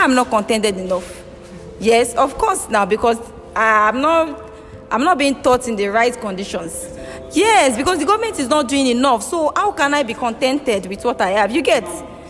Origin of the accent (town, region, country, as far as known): Nigeria